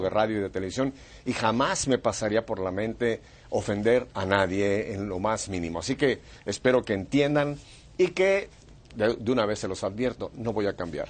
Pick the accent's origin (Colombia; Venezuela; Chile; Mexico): Mexico; Mexico City; now in United States; Yo soy nacido en Ciudad de México